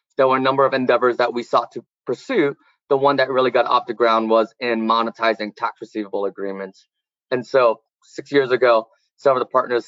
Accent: Champaign, Illinois, United States; moved away; I'm from Champaign, Illinois, so the middle of nowhere, a little country bumpkin.

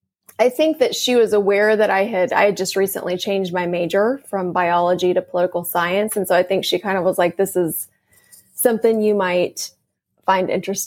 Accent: Fort Worth, Texas, United States; Fort Worth.

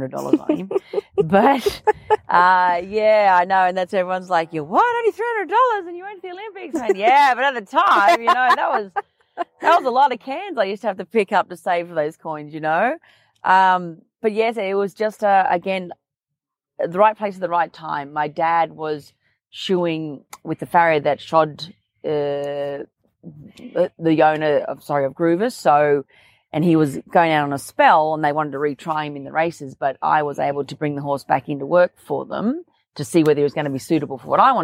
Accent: Kilcoy, Queensland, Australia; moved away as an adult; now in New South Wales, Australia; the town of Kilcoy, where I grew up

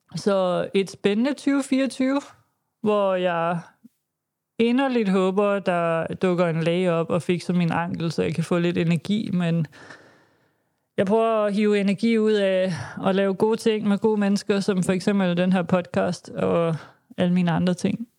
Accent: Denmark

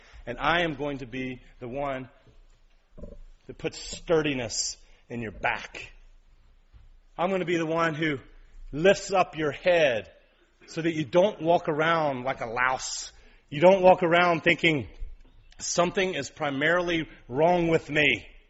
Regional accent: East Ridge, Tennessee, United States; I grew up in East Ridge on ball fields. Around country people.

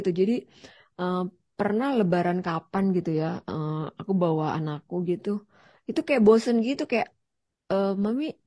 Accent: Jakarta, Indonesia; sebenarnya di Jakarta tuh gue kan lahir dan besar di Jakarta ya

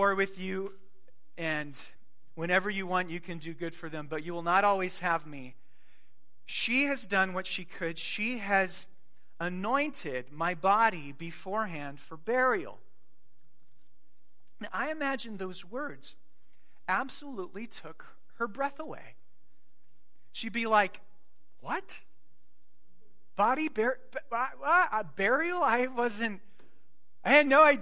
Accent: Arizona, United States; I grew up in Arizona

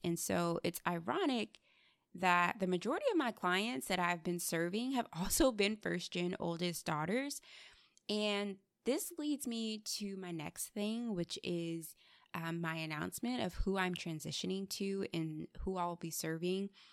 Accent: United States; growing up, I was embarrassed by my Nigerian culture. I was teased for my name, my skin color, and just, like, all the assumptions that kids in the States had

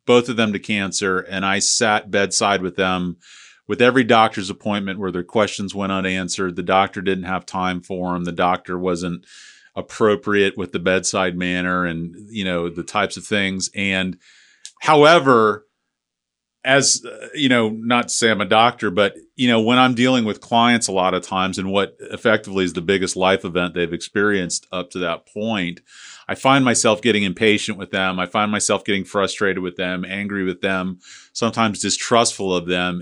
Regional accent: St. Petersburg, Florida, United States; I was from Saint Pete

